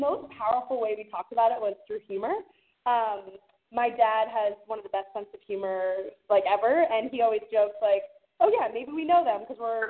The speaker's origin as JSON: {"language": "English", "town": "Fairfax", "region": "Virginia", "country": "United States", "tie": "born or raised there", "moved": "yes", "lives_now": "New York, United States", "said": "I've been in New York for over 10 years. And I grew up in Fairfax City, which is about 20 miles outside of Washington, D.C."}